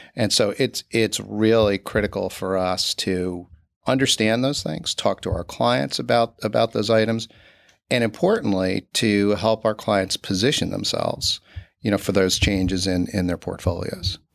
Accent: Newburgh, New York, United States; I grew up in Newburgh, New York, with, uh, my parents and my two brothers.

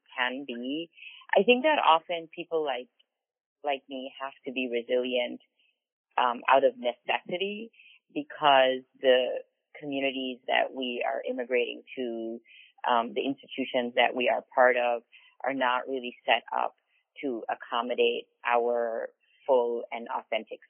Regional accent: Belize; moved away as an adult; now in United States; when I was growing up in Belize, I was in high school when Belize became independent of Britain

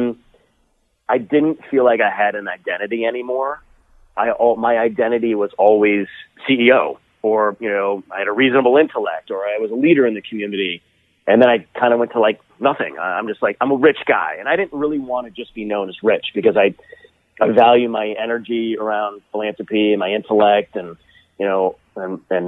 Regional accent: Toledo, Ohio, United States; my hometown of Toledo, Ohio

